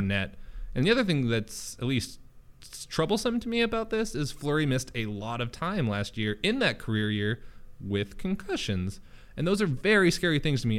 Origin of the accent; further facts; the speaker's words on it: Minnesota, United States; moved away; I'm from Minnesota.